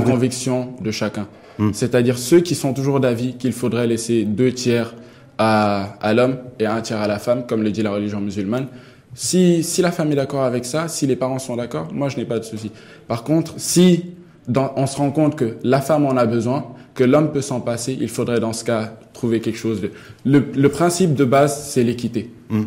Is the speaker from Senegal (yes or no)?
yes; Senegal; moved away as an adult; now in Morocco; chez moi, au Sénégal